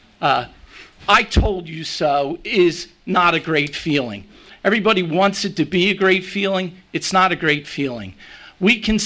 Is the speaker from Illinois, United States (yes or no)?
no; Margate, New Jersey, United States; I grew up here in Margate